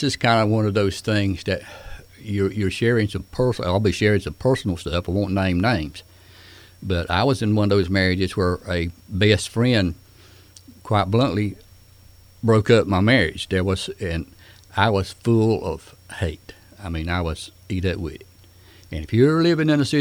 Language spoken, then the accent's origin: English; Smithfield, United States; I grew up around Smithfield